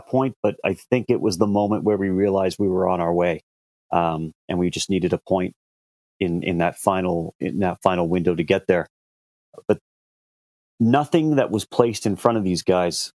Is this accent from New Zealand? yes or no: no; Canada; as a Canadian